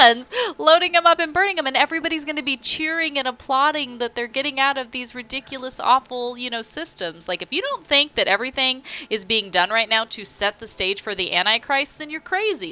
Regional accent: California, United States; now in North Carolina, United States; growing up in California

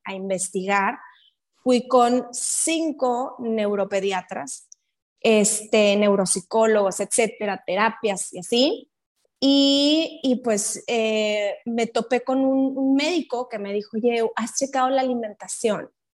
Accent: Mexico; soy de México

